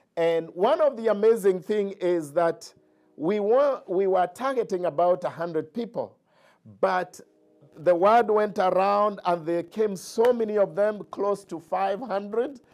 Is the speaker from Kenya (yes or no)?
yes; Kenya; moved away; I grew up in Kenya